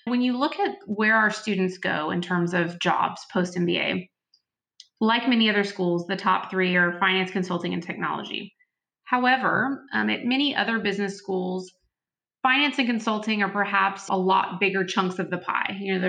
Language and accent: English; Texas, United States; moved away as an adult; now in Washington, DC, United States; I'm originally from Texas. When I moved to DC